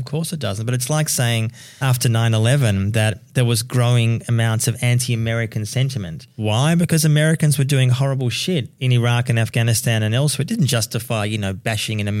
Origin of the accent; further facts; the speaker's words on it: Melbourne, Victoria, Australia; me growing up in Melbourne